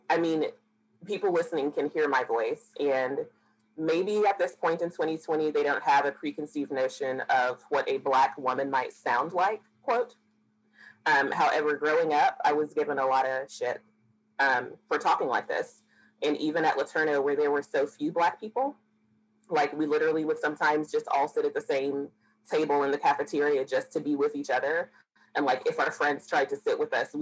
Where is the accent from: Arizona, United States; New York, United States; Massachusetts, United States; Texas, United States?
Texas, United States; Dallas; growing up and going to school in South Dallas and Oak Cliff and Pleasant Grove